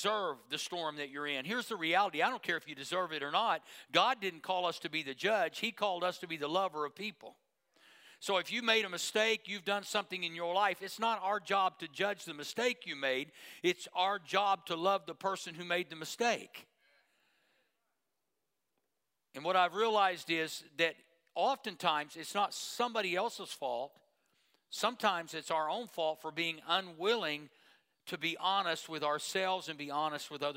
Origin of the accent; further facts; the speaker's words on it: Tulsa, Oklahoma, United States; I grew up in Tulsa